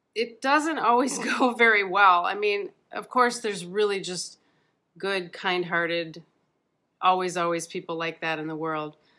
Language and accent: English; Midwest, United States; growing up in the Midwest